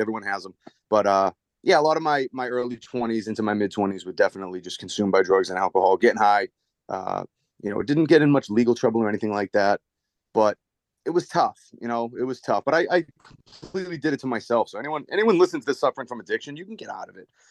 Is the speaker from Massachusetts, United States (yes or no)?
yes; Dracut, Massachusetts, United States; I grew up in Drake at Mass, right in the lower line. So that Merrimack Valley